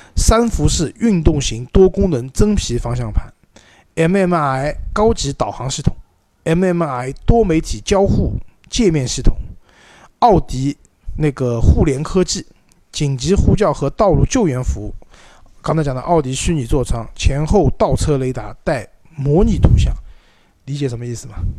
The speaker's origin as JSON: {"language": "Chinese", "country": "China", "said": "我们中国人"}